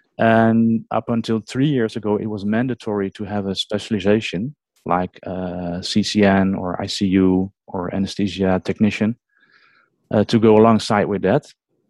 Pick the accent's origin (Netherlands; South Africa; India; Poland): Netherlands; English is a second language; from the Netherlands. And I'm as we call it, ambulance nurse, because they don't have a paramedic system over here.